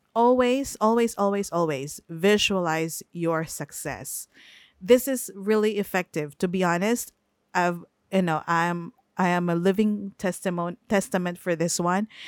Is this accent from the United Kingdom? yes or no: no; Philippines; English is a second language; I am a Filipino. I am not born in the US. I am based in the Philippines. The household is speaking in the Filipino language